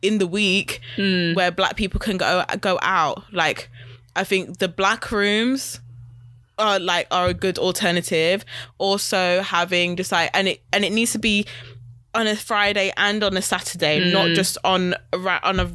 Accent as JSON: {"language": "English", "town": "Wolverhampton", "region": "West Midlands", "country": "United Kingdom", "tie": "born or raised there", "said": "me growing up in Wolves"}